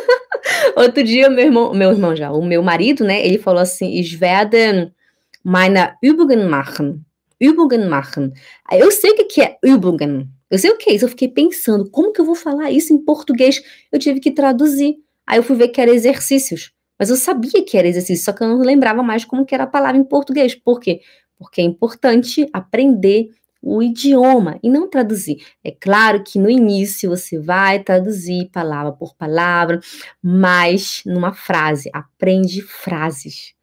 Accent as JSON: {"language": "Portuguese", "town": "Belém", "region": "Pará", "country": "Brazil", "moved": "as an adult", "lives_now": "Switzerland", "said": "eu venho de Belém do Pará e eu moro aqui na Suíça já fazem doze anos"}